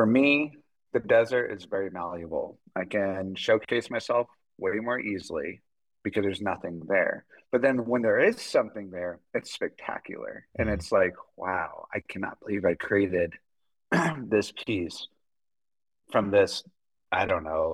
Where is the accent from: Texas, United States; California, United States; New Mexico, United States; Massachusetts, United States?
New Mexico, United States; I am from New Mexico